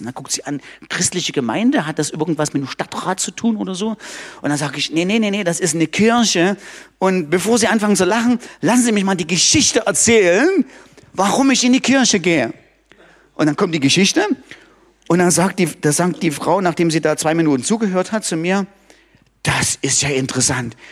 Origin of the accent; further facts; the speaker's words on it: Germany; bei uns in Deutschland